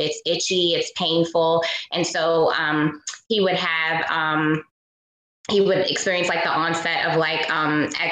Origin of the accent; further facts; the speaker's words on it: New Orleans, Louisiana, United States; a Black girl growing up in New Orleans